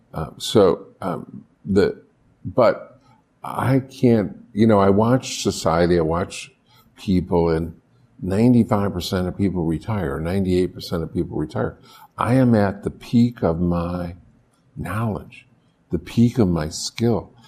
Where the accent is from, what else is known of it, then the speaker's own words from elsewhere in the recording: Buffalo, New York, United States; moved away; I grew up in Buffalo, I knew the Canadian tax system